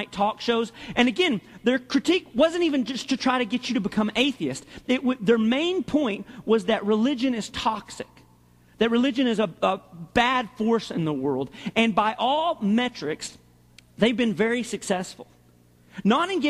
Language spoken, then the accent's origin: English; Arkansas, United States; my heart is in the Southeast. I'm from Arkansas.